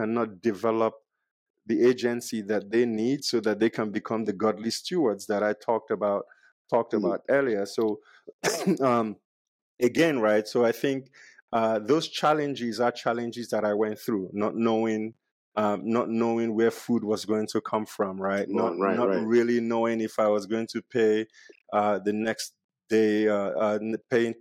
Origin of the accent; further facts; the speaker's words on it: Nigeria; moved away; growing up in Nigeria, we had one tap and almost 60 people shared that tap